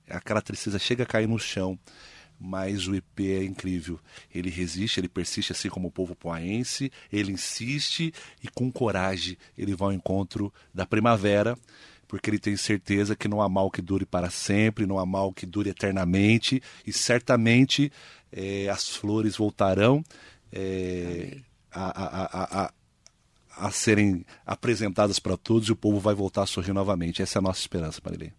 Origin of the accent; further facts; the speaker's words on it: Poá, São Paulo, Brazil; Nasci e me criei em Poá